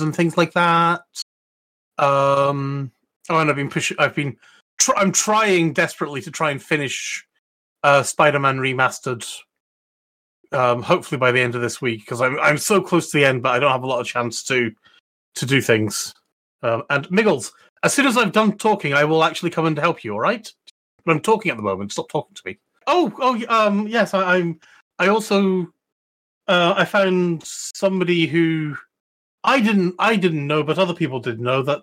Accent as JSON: {"language": "English", "region": "Scotland", "country": "United Kingdom", "said": "being Scottish"}